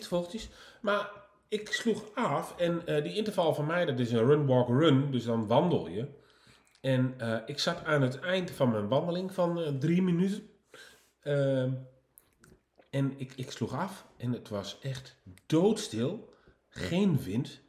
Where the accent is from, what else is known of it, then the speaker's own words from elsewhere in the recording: Nijverdal, Overijssel, Netherlands; moved away; ik kom van oorsprong uit Nijverdal